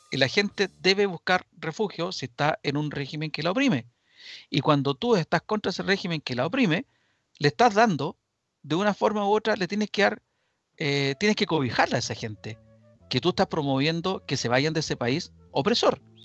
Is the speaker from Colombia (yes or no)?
no; Chile; Yo como chileno